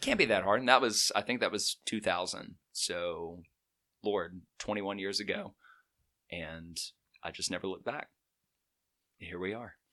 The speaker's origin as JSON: {"language": "English", "town": "Chelsea", "region": "Alabama", "country": "United States", "also_born_or_lived": "Birmingham, Alabama", "said": "I am from Birmingham, uh, originally from Chelsea in Shelby County"}